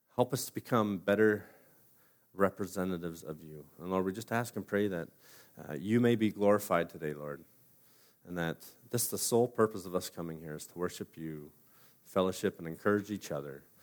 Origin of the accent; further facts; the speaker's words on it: Simcoe, Ontario, Canada; born and raised in Simcoe